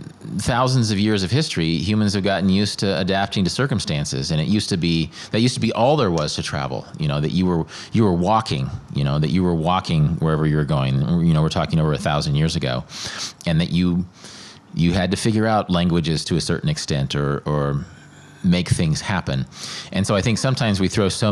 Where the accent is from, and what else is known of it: Midwest, United States; born or raised there